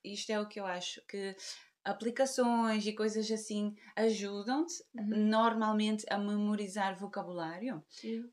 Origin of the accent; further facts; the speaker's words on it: Portugal; temos em eh, Portugal uh, sílabas ao final que não são importantes